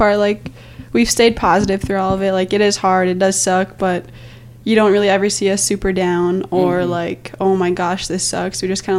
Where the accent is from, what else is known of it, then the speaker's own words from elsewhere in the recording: Belcourt, North Dakota, United States; moved away; from Belcourt, North Dakota, and I'm a fifth-year senior.